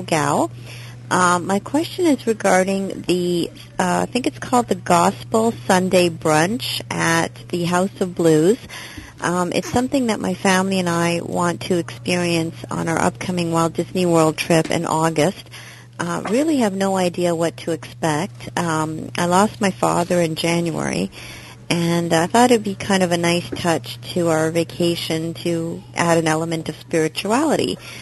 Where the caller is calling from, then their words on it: Toronto, Ontario, Canada; I'm calling from Toronto, Canada